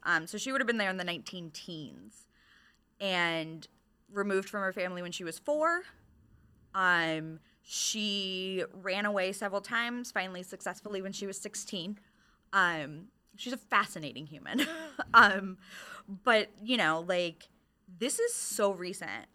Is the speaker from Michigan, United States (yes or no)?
yes; Michigan, United States; moved away; I'm originally from Michigan.